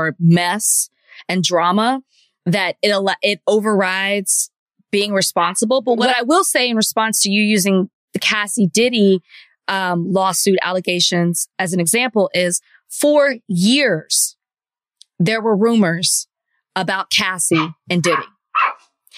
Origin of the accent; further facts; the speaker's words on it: Dallas, Texas, United States; I'm from Dallas, and I'm from Oak Cliff to be exact